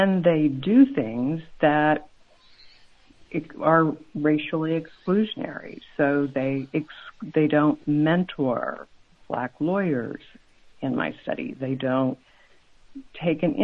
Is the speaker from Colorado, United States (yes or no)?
yes; Colorado, United States; moved away; I grew up in Colorado